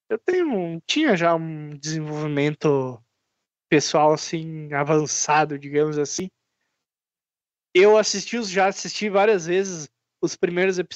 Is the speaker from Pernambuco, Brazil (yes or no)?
no; Barbacena, Minas Gerais, Brazil; Ah, eu, quando cresci lá em Barbacena, quando era pequeno